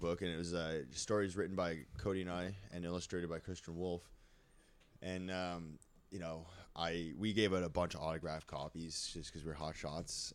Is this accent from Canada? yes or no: yes; Canada; as a Canadian